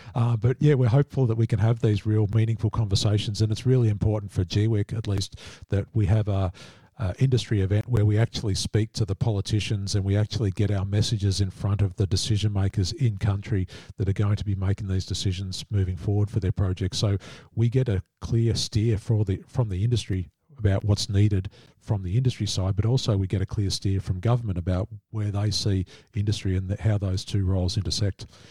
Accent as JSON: {"language": "English", "country": "Australia", "said": "as an Australian"}